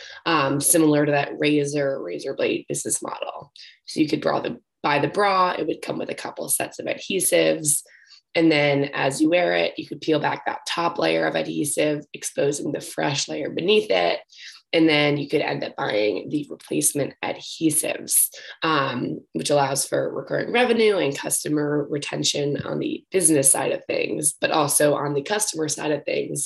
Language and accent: English; New York, United States; I'm originally from New York and studied business and entrepreneurship actually at Brown